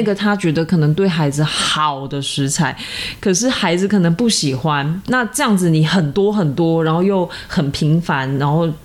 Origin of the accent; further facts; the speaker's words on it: Tainan, Taiwan; 因为我是一个台南人，然后对吃有那么一点点执着